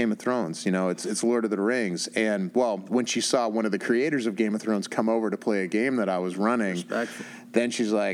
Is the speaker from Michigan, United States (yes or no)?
no; Pittsburgh, Pennsylvania, United States; back in my hometown in Pittsburgh